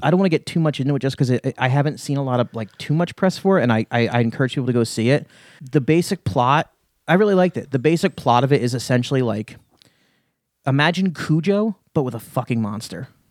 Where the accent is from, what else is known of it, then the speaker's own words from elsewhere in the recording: Lehigh Valley, Pennsylvania, United States; I grew up in the Lehigh Valley